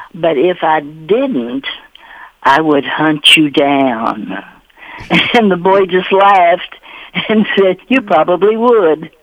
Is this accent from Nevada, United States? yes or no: no; Russell County, Kentucky, United States; moved away; Part of her farm was in Adair County, part was in Russell, and the house that I was born in was on Russell County side